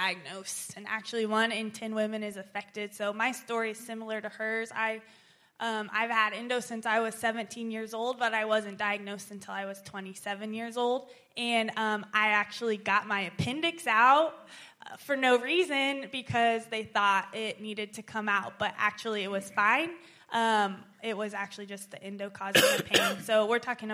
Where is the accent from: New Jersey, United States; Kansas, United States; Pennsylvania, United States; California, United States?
Kansas, United States; Topeka; I grew up in Topeka in a Southern Baptist church